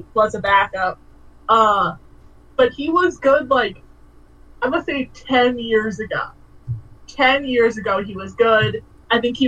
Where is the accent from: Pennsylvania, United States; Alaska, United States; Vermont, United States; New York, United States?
New York, United States; I'm also from New York